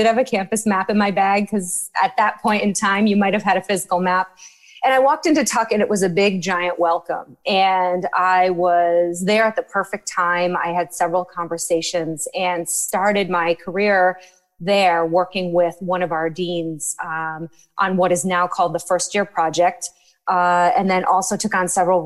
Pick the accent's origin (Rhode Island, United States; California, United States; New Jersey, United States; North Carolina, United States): Rhode Island, United States; moved away as an adult; also born or lived in Washington, D.C. / New Hampshire; I am originally from Rhode Island